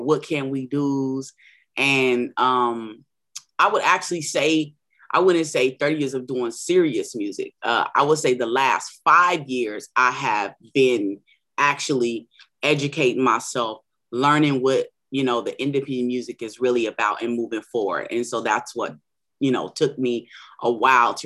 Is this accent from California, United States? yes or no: yes; San Diego, California, United States; also born or lived in Orange County, California / Long Beach, California; I was born in San Diego, California, lived a little bit, a couple of years in Orange County and Long Beach, Cali as well. I'm a native here in San Diego